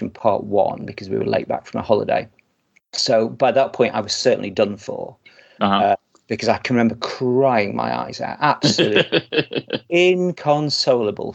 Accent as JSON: {"language": "English", "town": "Blackpool", "region": "North West England", "country": "United Kingdom", "tie": "born or raised there", "said": "I grew up in Blackpool"}